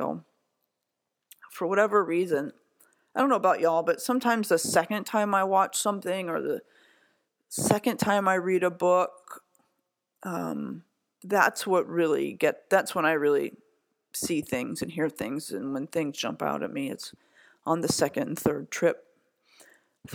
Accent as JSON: {"language": "English", "town": "Chicago", "region": "Illinois", "country": "United States", "said": "I'm from Chicago"}